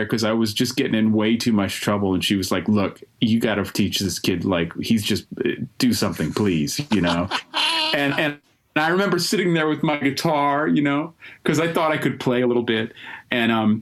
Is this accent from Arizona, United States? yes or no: no; Berkeley, California, United States; also born or lived in New Jersey; now in Greensboro, United States; I grew up in Berkeley in the Bay Area, went to Berkeley High